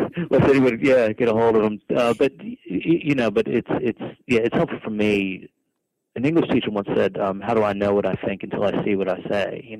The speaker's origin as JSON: {"language": "English", "country": "United States", "also_born_or_lived": "New York", "moved": "as an adult", "lives_now": "Australia", "said": "I'm American"}